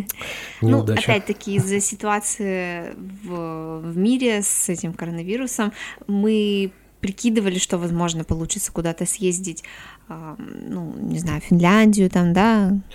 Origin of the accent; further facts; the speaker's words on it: Syktyvkar, Komi Republic, Russia; also born or lived in Ukhta; А, я из республики Коми, я родилась в Ухте, а, но я считаю своим родным городом Сыктывкар, поскольку я жила там всю